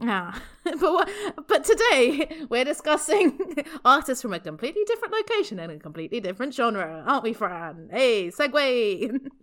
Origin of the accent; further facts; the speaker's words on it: United Kingdom; I am only British up to a point